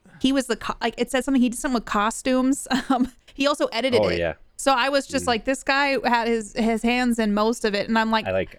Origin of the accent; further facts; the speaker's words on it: East Coast, United States; moved away; because I'm originally from the East Coast